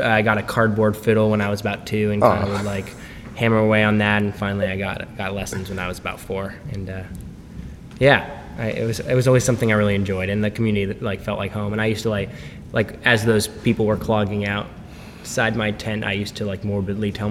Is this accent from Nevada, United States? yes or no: no; Seattle, Washington, United States; I grew up in Seattle